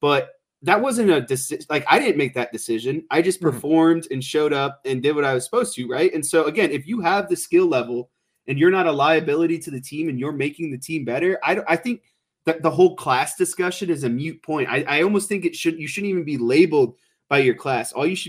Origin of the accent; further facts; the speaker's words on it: Lawrence, Kansas, United States; born there; Second, I was born in Kansas, Lawrence, Kansas. My grandparents still live in Kansas.